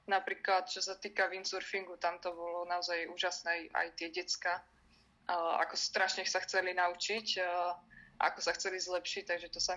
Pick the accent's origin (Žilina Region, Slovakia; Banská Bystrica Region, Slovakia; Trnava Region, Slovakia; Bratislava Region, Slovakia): Žilina Region, Slovakia; Liptovský Mikuláš; som sa narodila v Liptovskom Mikuláši